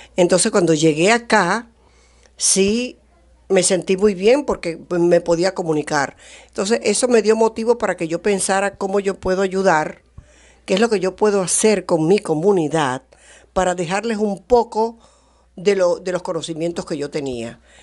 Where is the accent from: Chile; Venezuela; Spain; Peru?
Venezuela; moved away as an adult; now in United States; yo soy venezolana, eh, aprendí inglés después de adulta